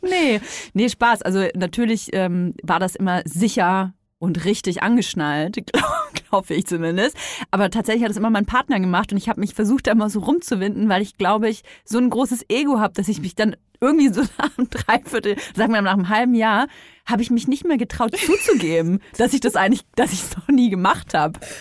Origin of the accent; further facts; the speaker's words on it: Franconia, Bavaria, Germany; ich komme aus Bayern, ne? Franken besser gesagt